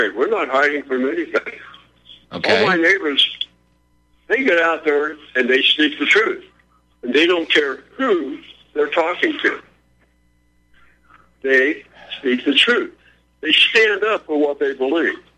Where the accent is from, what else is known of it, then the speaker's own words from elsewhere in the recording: California, United States; Now, I grew up in California. I went to school in California